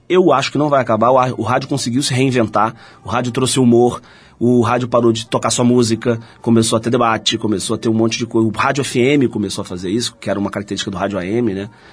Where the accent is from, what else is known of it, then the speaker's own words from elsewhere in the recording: Rio de Janeiro, Brazil; sou carioca, da Gema, porque nasci no centro do Rio de Janeiro